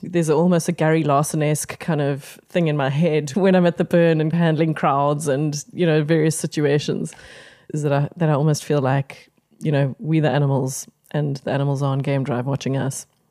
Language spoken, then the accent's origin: English; Pretoria, Gauteng, South Africa; I grew up in Pretoria primarily